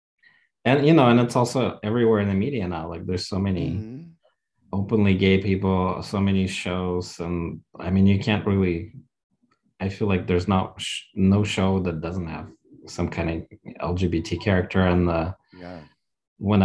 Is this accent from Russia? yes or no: yes; Russia; moved away; growing up in Russia, we were sort of stuck 50 years ago